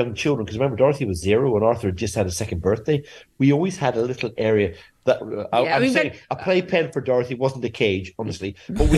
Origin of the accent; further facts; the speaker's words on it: Myanmar; now in France; I was born in Burma in the 50s.